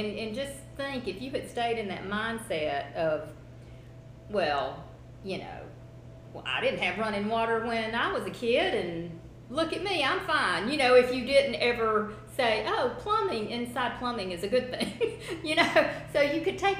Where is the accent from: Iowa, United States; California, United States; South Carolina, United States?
South Carolina, United States; I don't know if you've heard that phrase before, but growing up in South Carolina, that's what it was.